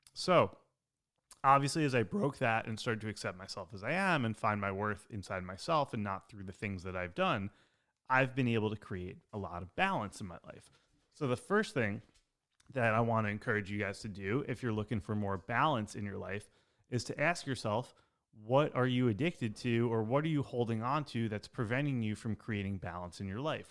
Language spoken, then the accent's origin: English; outside New York City, United States; I grew up outside New York City